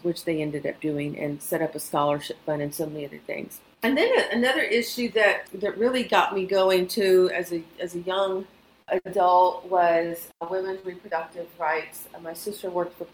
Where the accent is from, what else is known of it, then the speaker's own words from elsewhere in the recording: Houston, Texas, United States; I'm a native of the East End community. I grew up in Manchester.